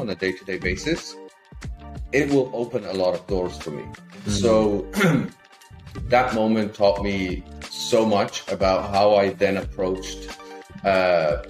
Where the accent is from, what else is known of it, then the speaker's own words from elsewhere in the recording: Lithuania; moved away as an adult; also born or lived in Ireland; I'm from a small country in Eastern Europe, Lithuania